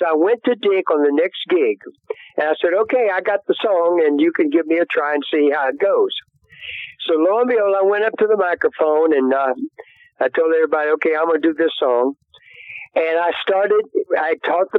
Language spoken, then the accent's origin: English; Baton Rouge, Louisiana, United States; also born or lived in Golden Meadow, Louisiana / Cut Off, Louisiana / Birmingham; Then we moved not too long, by the time I was, seven, to Baton Rouge, Louisiana. And that's where I actually grew up, and went to high school there